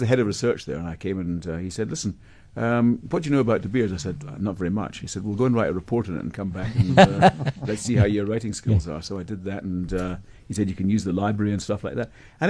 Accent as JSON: {"language": "English", "region": "Scotland", "country": "United Kingdom", "moved": "as an adult", "said": "Yeah, 82. I came from Scotland. I was in a place called Scottish Newcastle Breweries"}